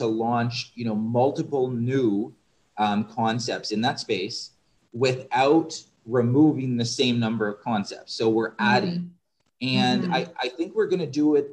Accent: Southern Ontario, Canada; moved away; I grew up in Southern Ontario

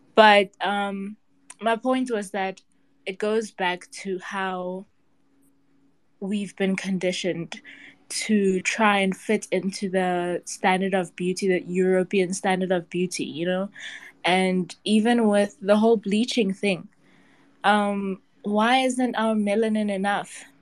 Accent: South Africa; I'm from South Africa

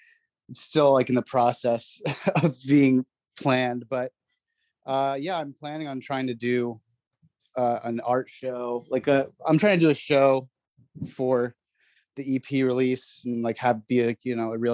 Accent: Manhattan, New York, United States; born there; also born or lived in New Jersey; I was born in Manhattan, and then I lived in New Jersey for the first few years of my life, and then I actually grew up overseas mostly

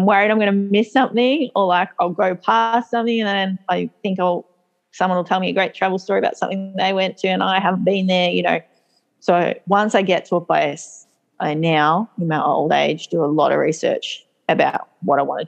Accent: Australia; I'm Australian

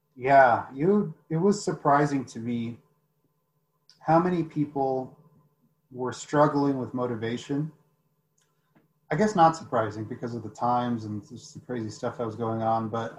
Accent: United States; I grew up in the United States, but I have a lot of culture in Mexico

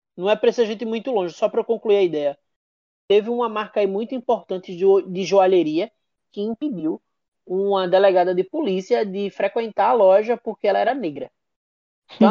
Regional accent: Northeast Brazil, Brazil; also born or lived in Recife; A gente é nordestino

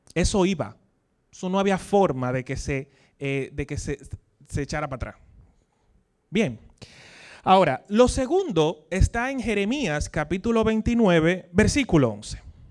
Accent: Dominican Republic; accent: Dominican; como diríamos aquí en dominicano

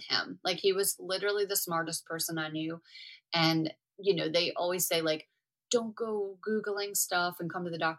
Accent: New Orleans, Louisiana, United States; also born or lived in Houston, Texas; we're from New Orleans

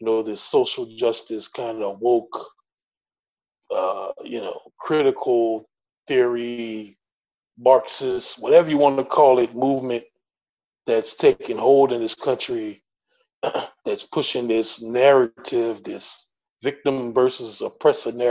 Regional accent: the Deep South, United States; I'm from the South, deep South

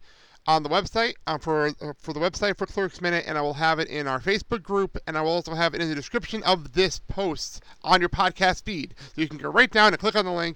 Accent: Garfield, New Jersey, United States; I was out in Garfield, my hometown

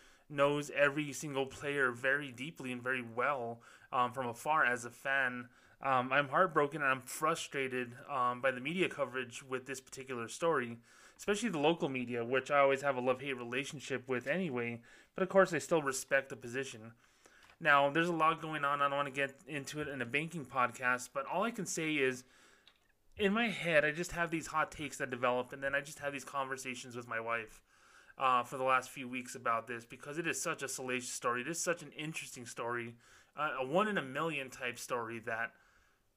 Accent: New Mexico, United States; here in the state of New Mexico. My hometown, New Mexico State Aggies

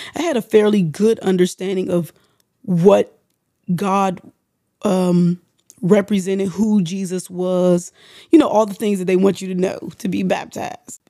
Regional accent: United States; we're from the District of Columbia, Maryland area

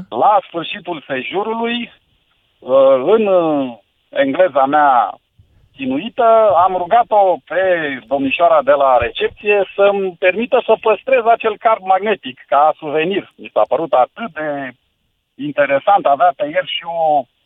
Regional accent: Buzău, Buzău County, Romania; eu sunt din Buzău

